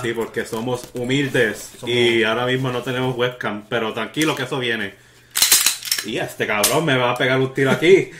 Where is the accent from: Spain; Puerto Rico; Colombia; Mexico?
Puerto Rico; Bayamón; now in Texas, United States; somos de Puerto Rico nacidos y criados